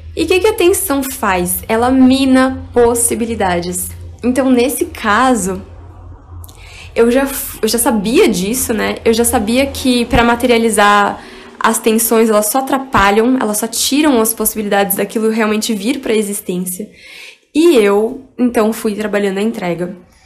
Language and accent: Portuguese; Barueri, São Paulo, Brazil; eu também cresci em Alphaville, em um condomínio que tinha várias atividades para crianças